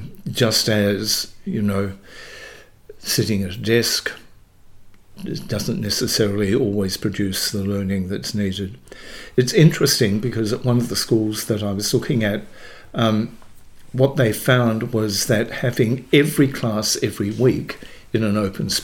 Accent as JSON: {"language": "English", "town": "Dalwallinu", "region": "Western Australia", "country": "Australia", "tie": "born or raised there", "said": "I'm a West Australian born. I was born in Dalwallinu, which is up country."}